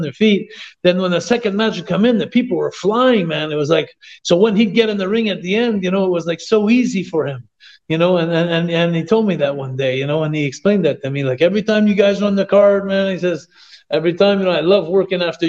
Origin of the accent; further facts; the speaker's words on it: Quebec, Canada; I was the Quebec legend